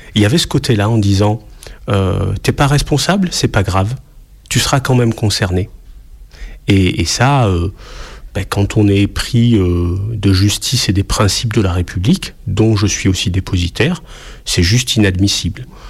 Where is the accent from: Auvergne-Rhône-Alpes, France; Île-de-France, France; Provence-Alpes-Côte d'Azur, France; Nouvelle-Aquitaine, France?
Provence-Alpes-Côte d'Azur, France; Marseille; je suis marseillais, euh, né à Marseille